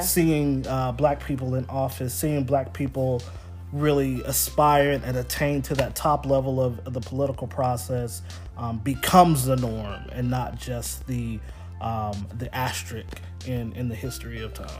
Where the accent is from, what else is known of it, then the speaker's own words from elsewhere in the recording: Houston, Texas, United States; moved away as an adult; also born or lived in Dallas, Texas; now in Wilmington, United States; I'm born and raised in Houston, Texas, born and raised in Dallas.